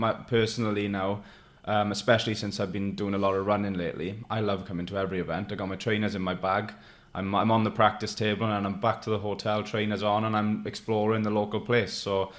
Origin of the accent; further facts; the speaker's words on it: Neath, Wales, United Kingdom; I've got a little room in my hometown in Neath